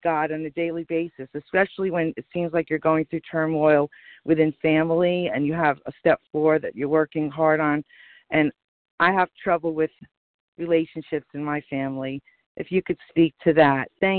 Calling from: New Jersey, United States; from New Jersey.

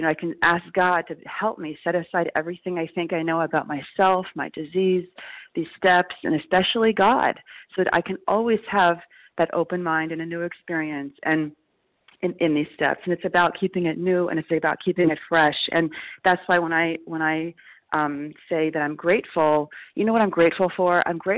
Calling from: New York, United States; recovered compulsive overeater. I'm calling from New York.

